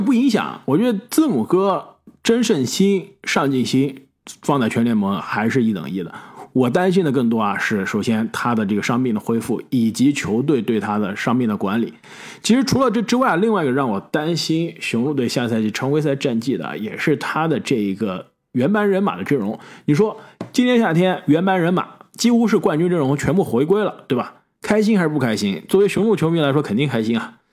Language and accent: Chinese; China; now in United States; 这个刚刚来美国的时候啊，当时小时候在国内的时候，上学的时候